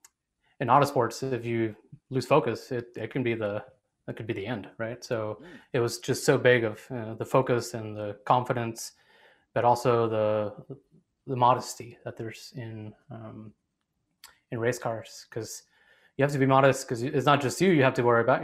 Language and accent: English; Mexico; moved away; also born or lived in Arizona; I was born and raised in Mexico